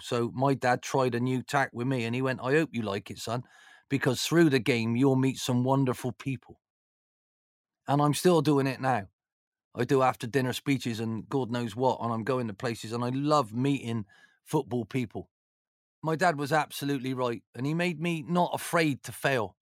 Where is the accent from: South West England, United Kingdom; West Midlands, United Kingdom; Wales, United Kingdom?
South West England, United Kingdom; Bristol; being from Bristol